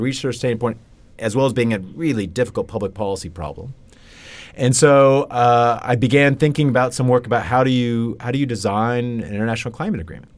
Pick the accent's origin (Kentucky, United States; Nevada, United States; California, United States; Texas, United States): Kentucky, United States; Lexington; I grew up in Lexington, Kentucky, on a farm just outside of the town.